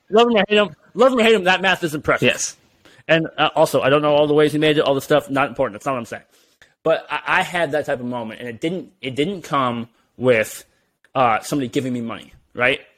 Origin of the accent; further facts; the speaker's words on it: California, United States; I'm from California.